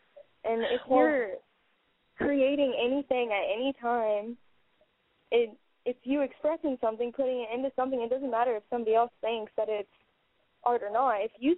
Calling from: Iowa, United States; I'm 18, and I'm calling from Iowa.

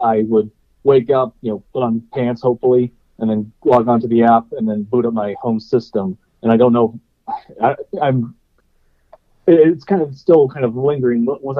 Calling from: Ohio, United States

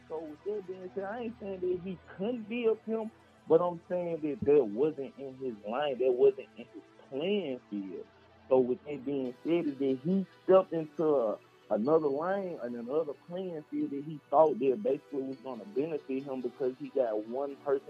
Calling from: Memphis, Tennessee, United States; Man, right now I'm calling from Memphis 10, where they getting it in.

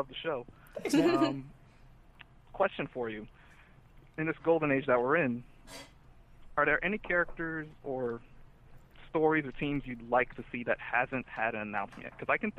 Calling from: Florida, United States; from the faraway land of Florida.

